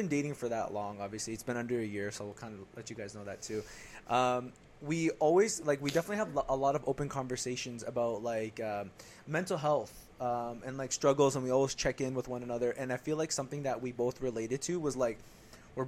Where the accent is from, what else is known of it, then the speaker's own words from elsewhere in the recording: Ontario, Canada; we're from Ontario, Canada